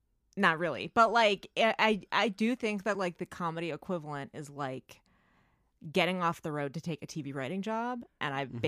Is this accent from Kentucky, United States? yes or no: no; East Bay, California, United States; I grew up in the East Bay